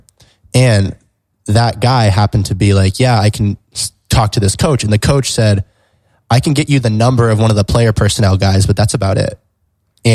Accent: San Diego, California, United States; I'm from San Diego

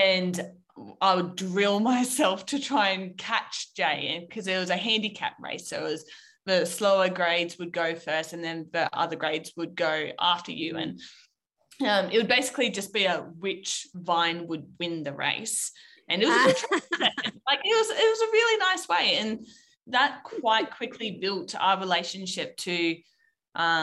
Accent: Canberra, Australian Capital Territory, Australia; So I'm from Canberra. I was born and raised.

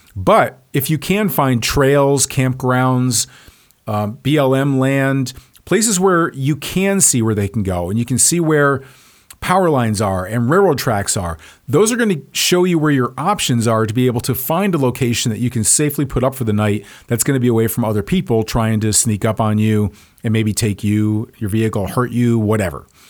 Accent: Texas, United States; I'm from Texas, where cowboy boots and suits do go together.

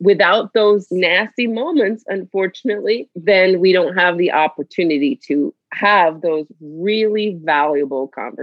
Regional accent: Miami, Florida, United States; I grew up in Miami, Florida

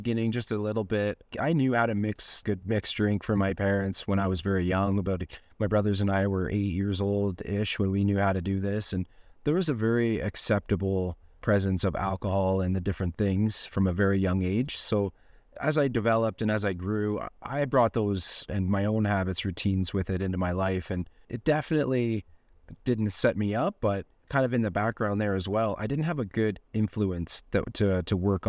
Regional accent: Ontario, Canada; I'm from Ontario, Canada, and I'm 39 years old

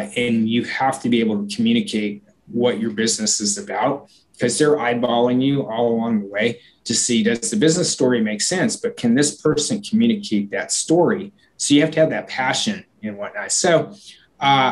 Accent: Portland, Oregon, United States; my hometown of Portland

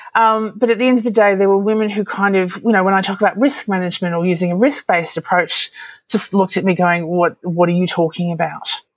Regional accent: Australia; I'm an Aussie

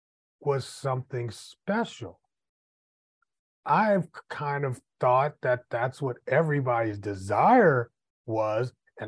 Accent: Midwest, United States; also born or lived in New York; I am from the Midwest.

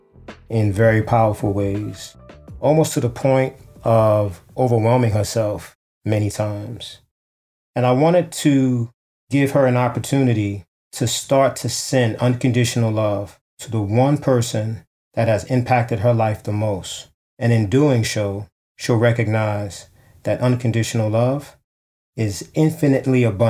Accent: New York City, New York, United States; the one I grew up in Harlem, New York, in the 80s

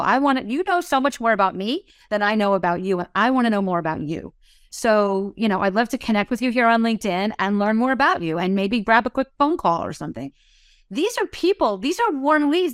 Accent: New Jersey, United States; I'm from New Jersey.

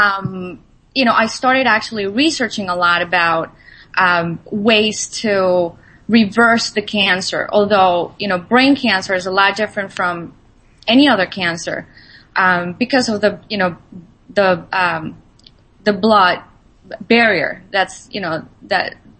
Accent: Colombia; I'm Latin American. I was born in Colombia, so you know the diet that I actually grew up

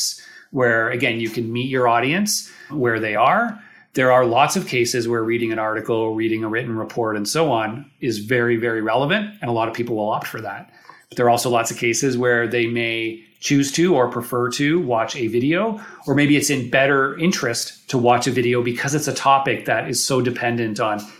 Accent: Toronto, Ontario, Canada; accent: Canadian; I'm here from Toronto. For those of you who haven't heard my Canadian accent yet

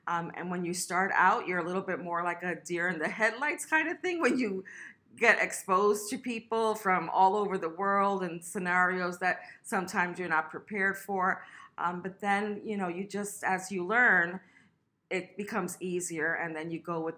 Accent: West Palm Beach, Florida, United States; I'm from West Palm Beach, Florida

